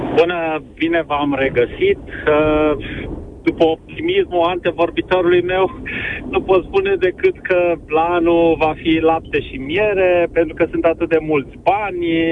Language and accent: Romanian; Timișoara, Timiș County, Romania; eu sunt timișorean